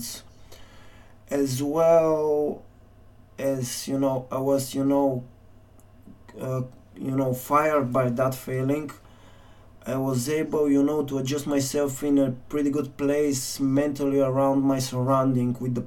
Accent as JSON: {"language": "English", "town": "Kyustendil", "region": "Kyustendil Province", "country": "Bulgaria", "tie": "born or raised there", "moved": "yes", "said": "back in Bulgaria, back in my hometown, Kyustendil."}